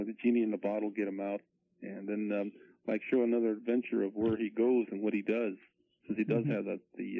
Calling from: Riverside, California, United States; I'm calling from Riverside.

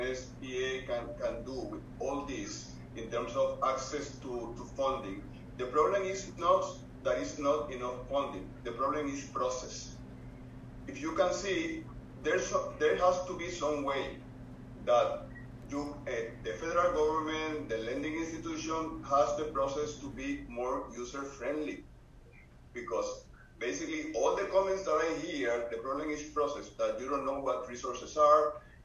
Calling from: Puerto Rico; I'm participating from Puerto Rico.

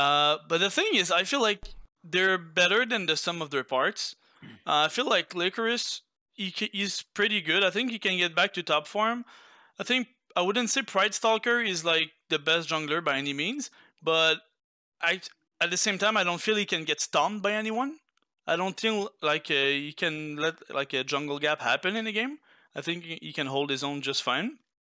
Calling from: Quebec City, Quebec, Canada; I'm calling from Quebec City, Canada.

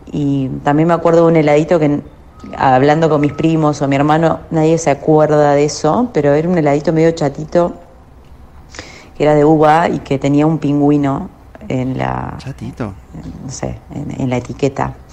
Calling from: Caballito, Buenos Aires, Argentina; de Caballito.

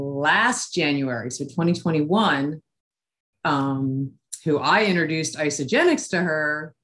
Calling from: Maryland, United States; I am calling from Maryland.

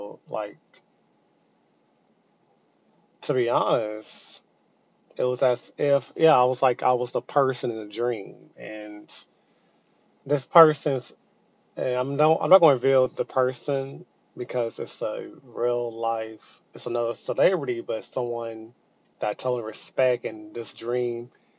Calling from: Texas, United States; I'm calling from Texas.

